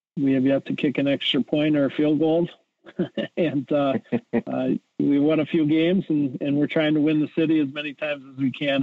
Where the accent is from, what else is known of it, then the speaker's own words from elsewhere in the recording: Edgerton, Wisconsin, United States; I grew up in Edgerton, Wisconsin